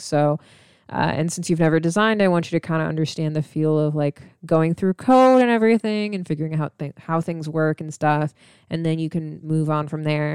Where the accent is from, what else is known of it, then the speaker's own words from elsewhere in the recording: Missouri, United States; also born or lived in Illinois / Atlanta, Georgia; now in Texas, United States; I'm from Missouri, and I grew up in Illinois and Missouri